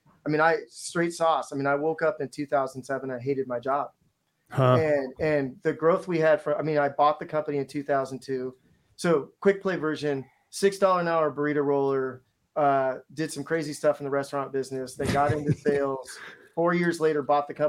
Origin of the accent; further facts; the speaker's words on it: Seattle, Washington, United States; I'm from Seattle